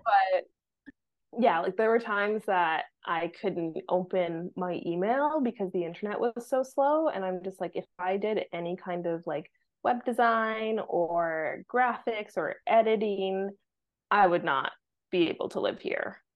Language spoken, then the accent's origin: English; Vancouver, British Columbia, Canada; moved away as an adult; also born or lived in Mexico / south of France; now in France; growing up in Vancouver